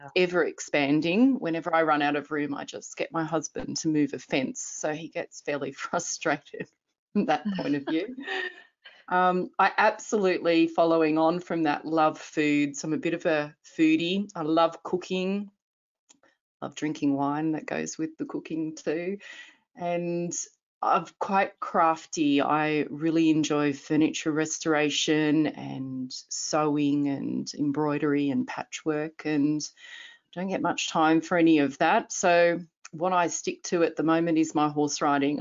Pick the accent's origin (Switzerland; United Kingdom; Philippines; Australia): Australia; Sydney, New South Wales; moved away as an adult; also born or lived in Northern Territory; now in Armidale, Australia; I grew up in Sydney